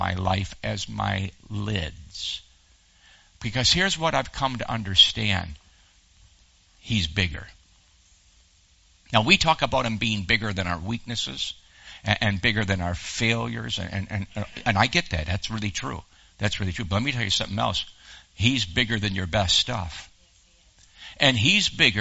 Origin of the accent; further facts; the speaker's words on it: Western New York, United States; moved away as an adult; now in Texas, United States; I was raised in Western New York